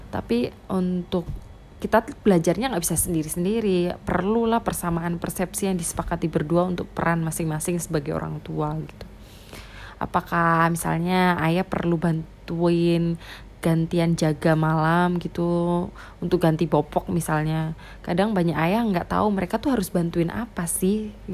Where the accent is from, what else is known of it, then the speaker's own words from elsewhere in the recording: Java, Indonesia; accent: medok; karena logatku medok kental banget kayak gini ya suaranya medok banget